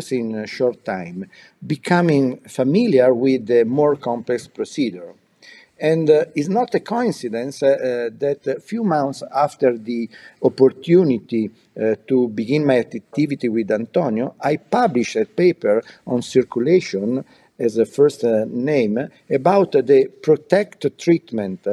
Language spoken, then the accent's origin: English; Milan, Lombardy, Italy; I was born in Milan, and I study in medicine